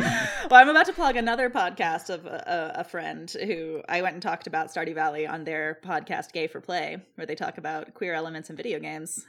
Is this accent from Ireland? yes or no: yes; Ireland; accent: Irish